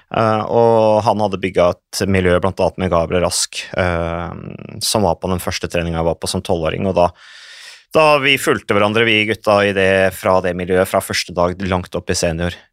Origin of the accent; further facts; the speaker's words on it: Vikersund, Buskerud, Norway; Det var i 77, det året jeg ble født, og da, så jeg er jo vokst opp på landet. Mm. Uh, rett i nærheten av Modum Bad